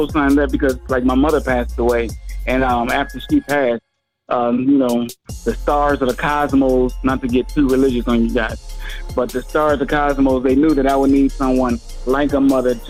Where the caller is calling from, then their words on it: Philadelphia, Pennsylvania, United States; I'm calling from the city of brotherly love, sisterly affection, Philadelphia, Pennsylvania.